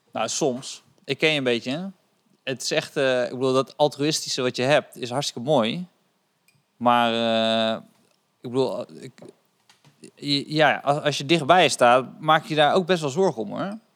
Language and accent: Dutch; Rotterdam, South Holland, Netherlands; Ik kom ook uit Rot- Rotterdam